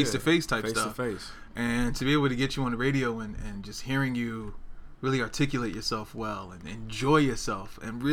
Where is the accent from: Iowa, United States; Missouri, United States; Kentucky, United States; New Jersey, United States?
New Jersey, United States; Newark; moved away as an adult; also born or lived in South Georgia; now in Portland, United States; I grew up in New Jersey. I grew up in Newark, New Jersey